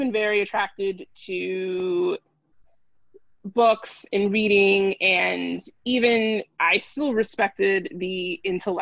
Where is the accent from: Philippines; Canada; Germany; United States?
United States; San Diego, California; I grew up in San Diego, California, born and bred, which is where I live now